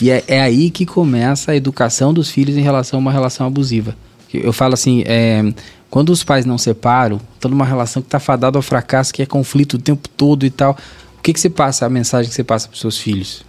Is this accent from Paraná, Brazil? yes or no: yes; Guarapuava, Paraná, Brazil; moved away; Sou, sou de, do Paraná. Sim. Interior de, é próximo de Curitiba